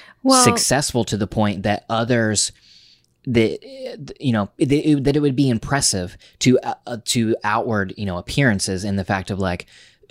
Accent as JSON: {"language": "English", "region": "New York", "country": "United States", "said": "I am a YouTuber, I am a podcaster, I am a New Yorker"}